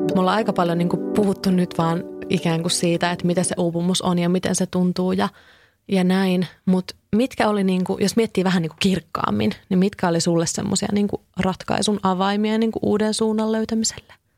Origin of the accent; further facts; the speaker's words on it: Kouvola, Kymenlaakso, Finland; now in Helsinki, Finland; mä oon itse kotoisin Kouvolasta